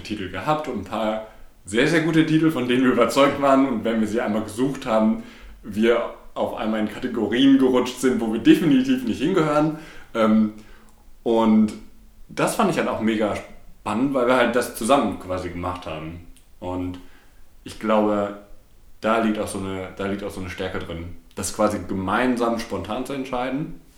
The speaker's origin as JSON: {"language": "German", "town": "Bochum", "region": "North Rhine-Westphalia", "country": "Germany", "tie": "born or raised there", "also_born_or_lived": "Berlin / London", "said": "bin zwar hier geboren und äh, lebt den Großteil meines Lebens schon hier"}